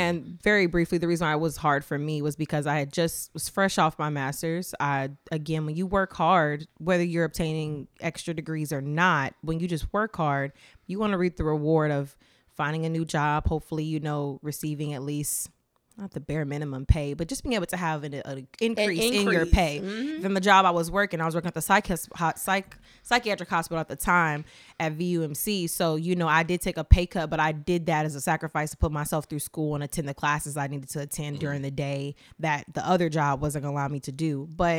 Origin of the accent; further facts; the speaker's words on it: the South, United States; My mom, we're from the South. She's from Sumter, South Carolina.